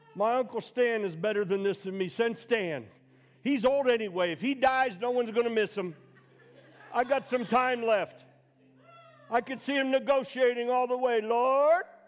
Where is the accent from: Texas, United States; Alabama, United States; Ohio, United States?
Ohio, United States; Youngstown; also born or lived in Boardman, Ohio; I'm some Goomba from Youngstown